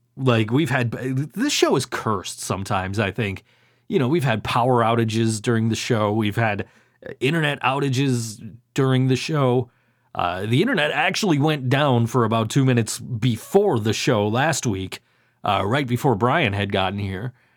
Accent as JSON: {"language": "English", "town": "Buffalo", "region": "New York", "country": "United States", "said": "I'm from Buffalo."}